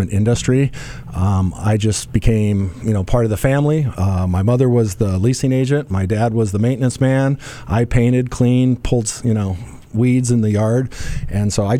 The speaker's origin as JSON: {"language": "English", "town": "Omaha", "region": "Nebraska", "country": "United States", "tie": "born or raised there", "said": "I was born and raised in Omaha, Nebraska"}